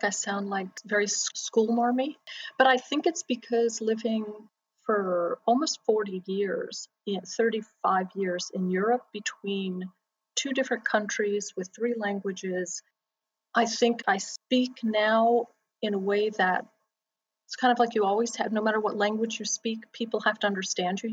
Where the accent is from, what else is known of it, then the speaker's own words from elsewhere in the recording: Florida, United States; I grew up in Florida.